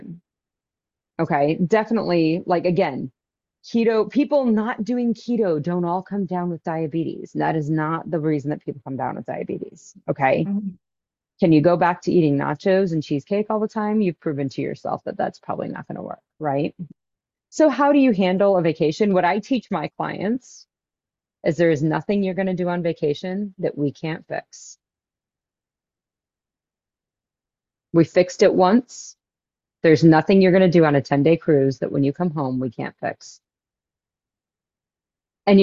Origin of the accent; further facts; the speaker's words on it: Wichita, Kansas, United States; my hometown here in Kansas, we have a cardiologist's office. I live in the biggest town in Kansas